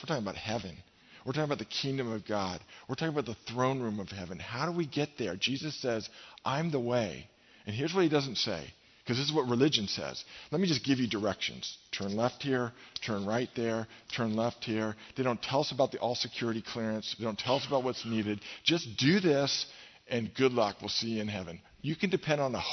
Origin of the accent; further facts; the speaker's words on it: California, United States; we're from California